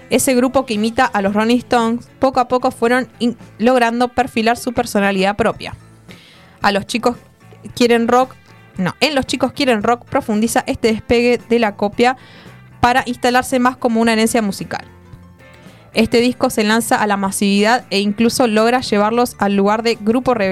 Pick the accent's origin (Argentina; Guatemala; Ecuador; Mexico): Argentina; digamos que hago rock and roll y que soy argentino, que es otra cosa.